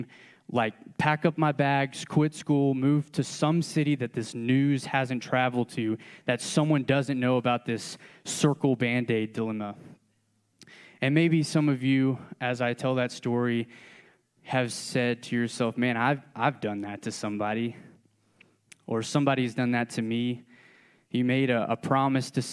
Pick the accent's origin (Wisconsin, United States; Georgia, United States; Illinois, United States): Georgia, United States; I'm from Georgia